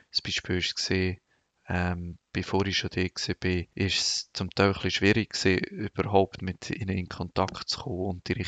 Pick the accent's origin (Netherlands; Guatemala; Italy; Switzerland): Switzerland; als äh, Schweizer habe ich auch einen viel einfacher Zugang zu Personen die könnten ähm, spenden.